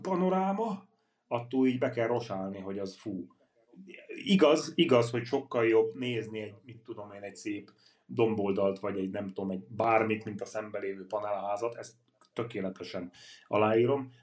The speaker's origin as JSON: {"language": "Hungarian", "town": "Karancsalja", "region": "Nógrád", "country": "Hungary", "tie": "born or raised there", "moved": "yes", "said": "én Karancsajáról származom, Nógrád megyéből, egy kis falu"}